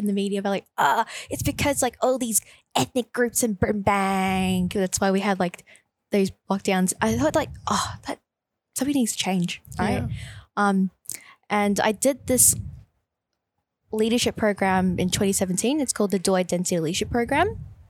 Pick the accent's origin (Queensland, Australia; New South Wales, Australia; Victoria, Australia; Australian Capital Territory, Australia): Victoria, Australia; Braybrook; So I grew up in Bray my entire life. I was actually born in Sunshine Hospital.